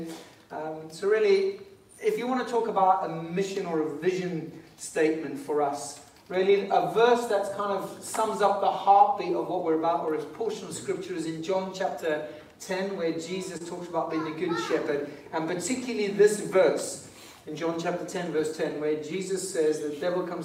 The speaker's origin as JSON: {"language": "English", "country": "Zimbabwe", "moved": "yes", "lives_now": "England, United Kingdom", "said": "I didn't put my Zimbabwean flag up today. It's because I'm actually English now"}